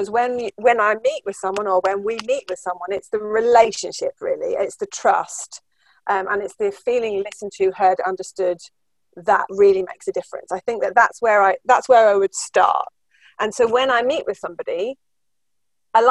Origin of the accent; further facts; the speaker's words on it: Cambridge, East of England, United Kingdom; now in Halifax, United Kingdom; I'm from Cambridge, but I live here